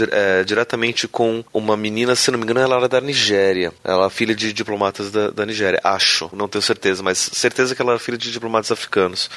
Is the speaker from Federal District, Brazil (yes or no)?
yes; Brasília, Federal District, Brazil; eu cresci em Brasília num colégio internacional